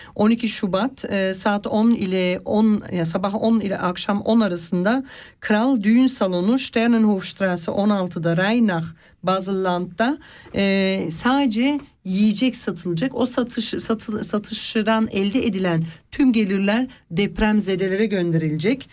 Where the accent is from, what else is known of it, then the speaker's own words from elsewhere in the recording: Turkey; now in Switzerland; Biz Türkler öyle değiliz hanımcığım. Biz göçü seveniz. Yani biz her yeri göçmüşüz.